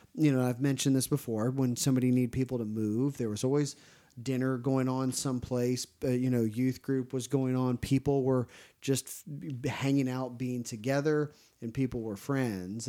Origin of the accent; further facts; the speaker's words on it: Ohio, United States; now in Tennessee, United States; the church I grew up in Ohio was very strict